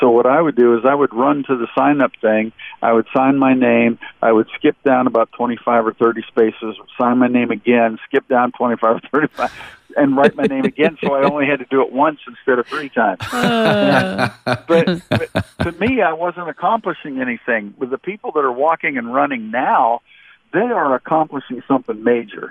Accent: Pittsburgh area, Pennsylvania, United States; born or raised there; moved away

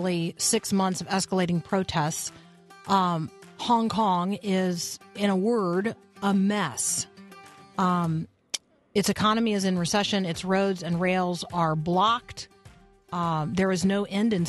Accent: United States; me, an American

